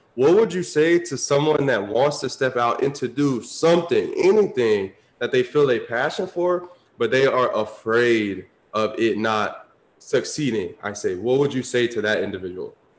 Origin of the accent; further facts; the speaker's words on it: Tampa, Florida, United States; I grew up like city boy. Like, I'm from Tampa, grew up in the city, suburbs